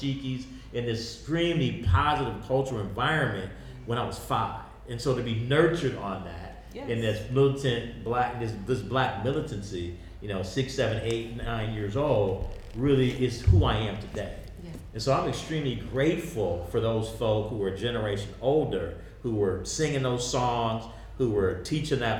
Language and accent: English; Oakland, California, United States; ran out of gas in Oakland, and my family been here ever since